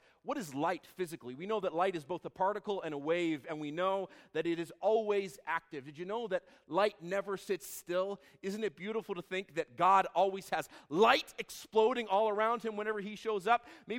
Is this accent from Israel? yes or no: yes; Israel; I grew up in Israel. My parents would take us to the shepherd's fields in Bethlehem every Christmas Eve.